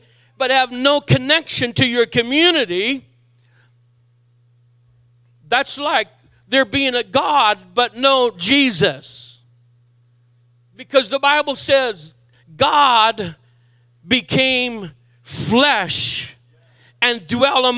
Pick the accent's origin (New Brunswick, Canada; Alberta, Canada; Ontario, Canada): New Brunswick, Canada; Miramichi; moved away; also born or lived in Saint John, New Brunswick; I was raised as a young adult here in St. John, but I was born on the Miramichi